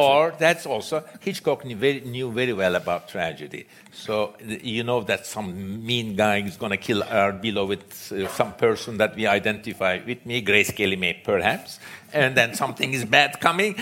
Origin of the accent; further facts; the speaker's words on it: Istanbul, Turkey; I grew up in Istanbul